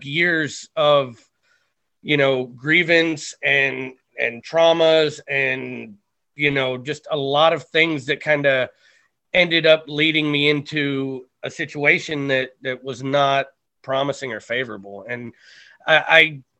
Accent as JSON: {"language": "English", "town": "Cleveland", "region": "Ohio", "country": "United States", "tie": "born or raised there", "said": "So during my childhood, I lived on the west side of Cleveland, Ohio"}